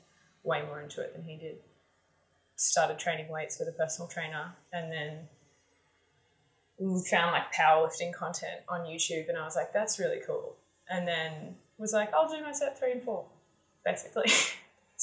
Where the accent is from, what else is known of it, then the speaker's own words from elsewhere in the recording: Bowral, New South Wales, Australia; I grew up riding horses. I grew up in Barrel and my grandmother was a horse riding instructor